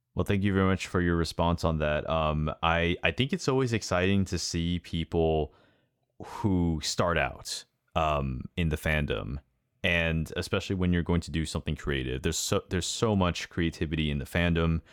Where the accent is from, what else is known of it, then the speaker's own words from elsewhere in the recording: United States; I'm Asian American